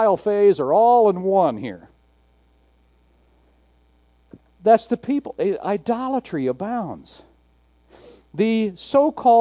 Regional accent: Garfield Heights, Ohio, United States; I was born in Garfield Heights, Ohio.

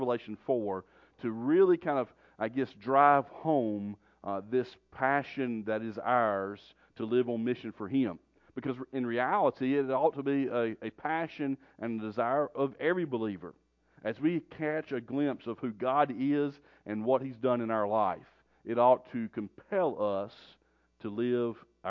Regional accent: North Carolina, United States; moved away as an adult; you can probably tell from my accent, I'm not from around here. But we were born and raised in North Carolina

